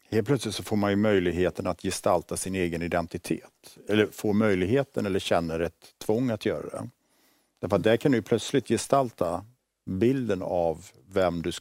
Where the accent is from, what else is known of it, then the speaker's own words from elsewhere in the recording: Borås, Västra Götaland, Sweden; Jag växte upp i Borås, i liksom